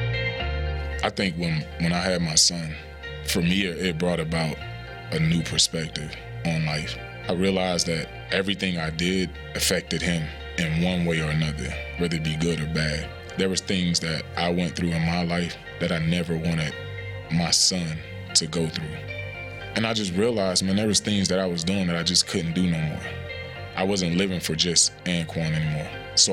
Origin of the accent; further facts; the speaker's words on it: Pahokee, Florida, United States; my hometown, Pahokee, Florida, small town right on Lake Okeechobee